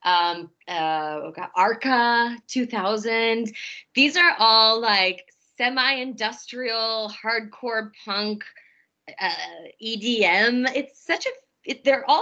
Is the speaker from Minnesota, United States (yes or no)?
no; Omaha, Nebraska, United States; I'm from Omaha.